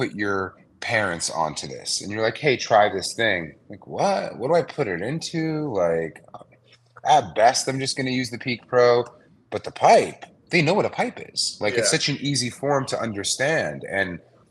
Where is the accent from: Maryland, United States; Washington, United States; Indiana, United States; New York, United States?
New York, United States; New York City; moved away as an adult; now in Los Angeles, United States; I'm a New Yorker. Growing up, I kind of grew up in the streetwear scene